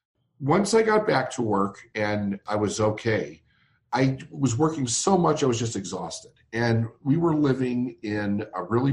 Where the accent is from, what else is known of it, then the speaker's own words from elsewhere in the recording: Chicago, Illinois, United States; I'm from Chicago, Illinois